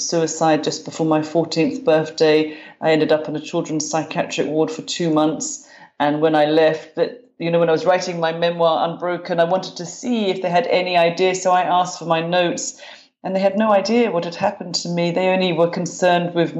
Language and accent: English; London, United Kingdom; moved away as an adult; now in Glasgow, United Kingdom; I grew up in London, in North London. I'm a Londoner, but now I live in Glasgow, Scotland. I've been here about 25 years